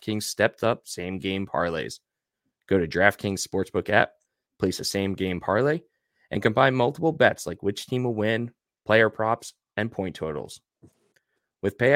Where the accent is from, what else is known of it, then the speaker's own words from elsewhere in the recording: Deer Park, New York, United States; now in Charlotte, United States; I'm from Deer Park